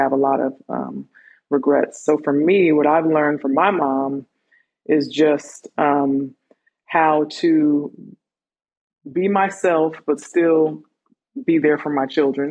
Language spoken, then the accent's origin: English; California, United States; moved away as an adult; also born or lived in Miami Beach, Florida; now in Georgia, United States; We moved to California, and that's pretty much where I was raised